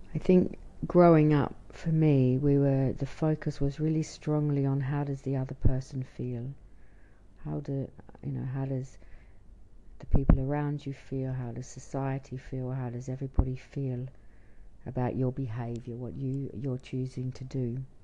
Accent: Australia; now in Israel; I'm an Australian living in Israel

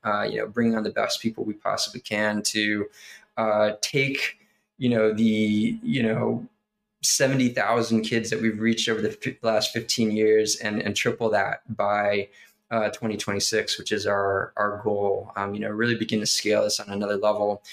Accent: United States; I am an American guy, you know, born and raised in this country

